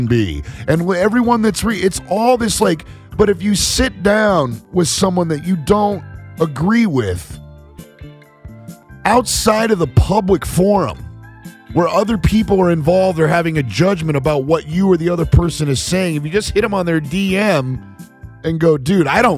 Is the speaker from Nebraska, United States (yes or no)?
yes; Nebraska, United States; now in California, United States; friends of mine that I grew up with in Nebraska